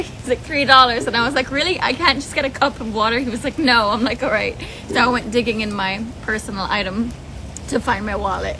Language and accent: English; Ireland; moved away; I grew up in Ireland when Ryanair was at its peak.